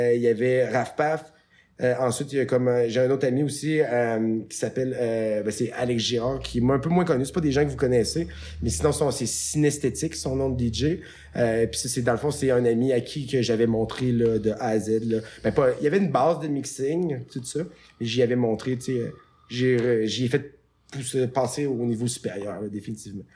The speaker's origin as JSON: {"language": "French", "country": "Canada", "said": "je venais du Canada"}